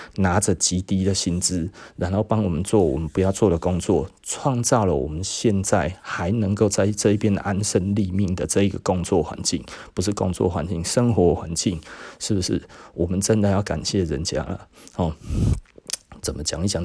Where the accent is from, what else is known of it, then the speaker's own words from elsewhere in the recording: Taiwan; 我们亚洲人哦，尤其我们台湾人